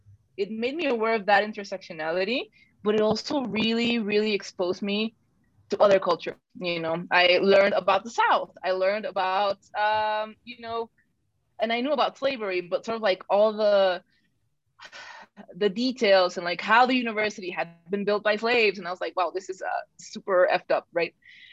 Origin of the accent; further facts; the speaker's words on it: Mexico City, Mexico; English is a second language; also born or lived in San Miguel, Mexico / Gonzales, Texas / Laredo, Texas / North Carolina; now in United States; I'm from Mexico City, so like I speak differently.